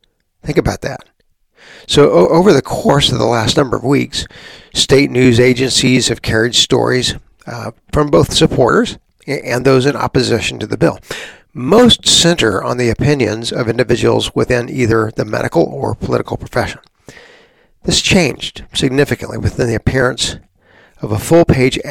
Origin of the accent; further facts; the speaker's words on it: San Antonio, Texas, United States; I was a kid growing up in Texas, our country's leading atheist, a woman named Madeline Marie O'Hare, lived just down the road from us. I grew up in San Antonio